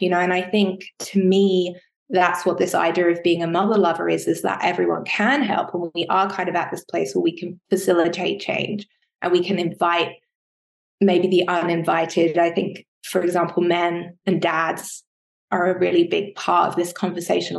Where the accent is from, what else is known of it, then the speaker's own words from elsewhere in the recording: United Kingdom; I'm British